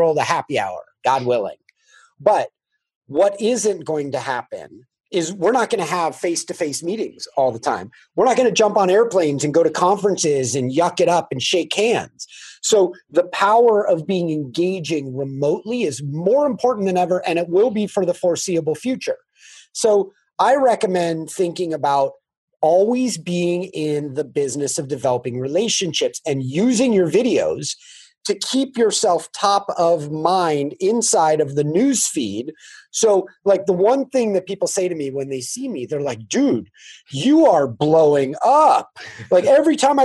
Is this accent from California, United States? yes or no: yes; California, United States; I grew up in California